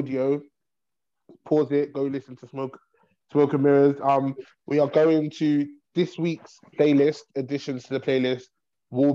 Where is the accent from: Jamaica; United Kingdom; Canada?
United Kingdom; the North, Northern Ireland